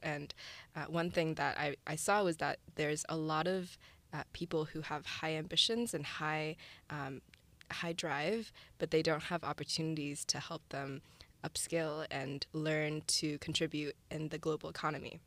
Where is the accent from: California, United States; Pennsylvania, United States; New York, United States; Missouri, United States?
Missouri, United States; St. Louis; moved away as an adult; also born or lived in China / San Francisco; I was born in China, and then my family and I immigrated to Saint Louis, Missouri when I was six